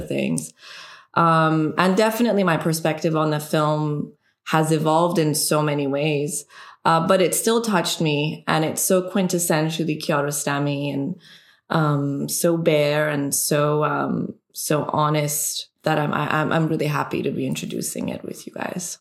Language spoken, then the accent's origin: English; Iran; English is a second language; moved away; also born or lived in Canada; a woman growing up in Iran